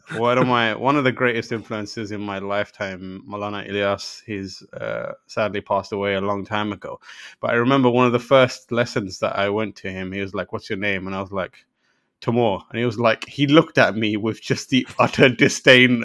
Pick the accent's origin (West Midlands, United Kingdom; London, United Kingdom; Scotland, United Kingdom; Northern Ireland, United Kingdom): London, United Kingdom; also born or lived in Pakistan; So I was born in Pakistan, and, and then I moved to London when I was very young